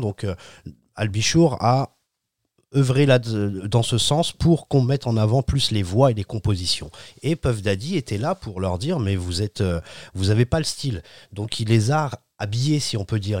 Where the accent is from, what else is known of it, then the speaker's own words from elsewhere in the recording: France; on est français